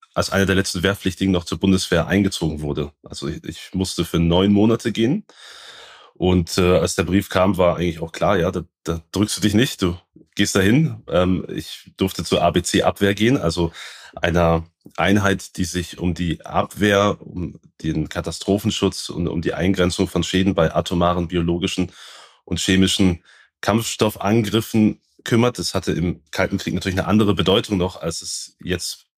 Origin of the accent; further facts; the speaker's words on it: Baden-Württemberg, Germany; ich komme aus Südbaden